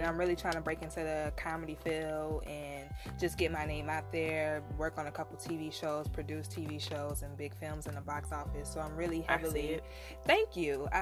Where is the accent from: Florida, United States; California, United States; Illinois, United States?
Florida, United States; Palm Beach; moved away; also born or lived in Tallahassee; I'm from Palm Beach